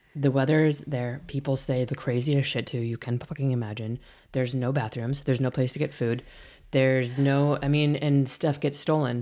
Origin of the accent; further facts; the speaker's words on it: Midwest, United States; also born or lived in Illinois; now in San Francisco Bay Area, United States; I'm from the Midwest